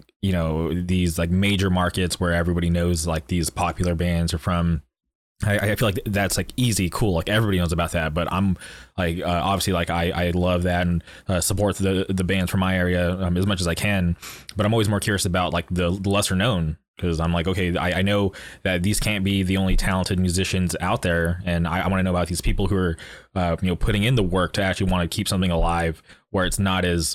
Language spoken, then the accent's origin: English; Palm Springs, California, United States; also born or lived in Orange County, California; I grew up in the Palm Springs area